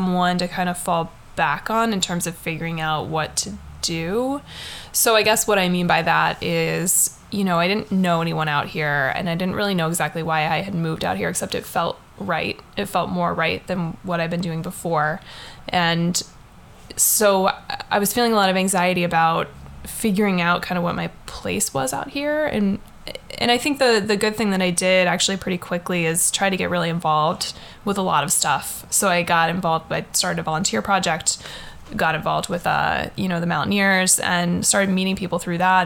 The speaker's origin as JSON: {"language": "English", "region": "East Coast", "country": "United States", "moved": "yes", "lives_now": "Seattle, United States", "said": "we're from the East Coast too"}